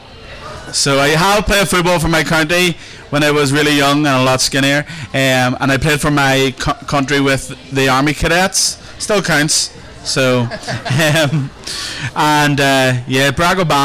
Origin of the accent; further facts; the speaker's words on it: a small village outside of Lurgan, Northern Ireland, United Kingdom; I am from a small village outside of Lurgan called Marlin